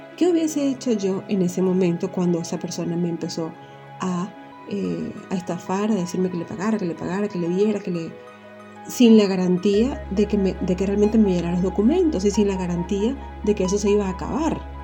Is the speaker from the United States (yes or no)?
no; Venezuela; moved away; Y yo soy extranjera, vivo en otro país y en mi país Venezuela